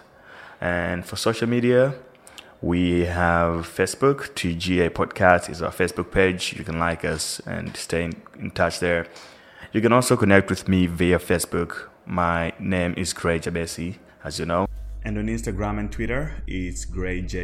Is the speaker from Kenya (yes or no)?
no; Malawi; first language Chichewa; English is a second language; now in South Africa; I'm originally from Malawi. I live in South Africa, though.